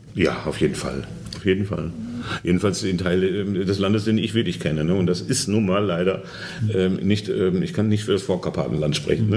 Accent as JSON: {"language": "German", "country": "Germany", "moved": "as an adult", "lives_now": "Poland", "said": "ich komme aus Westdeutschland"}